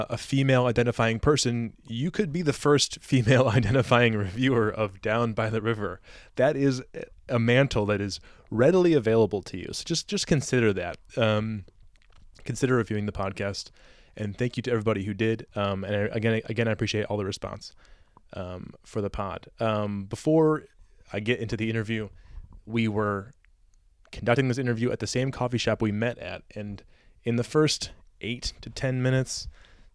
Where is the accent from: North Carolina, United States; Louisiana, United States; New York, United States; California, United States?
New York, United States; upstate; moved away as an adult; in my hometown in upstate New York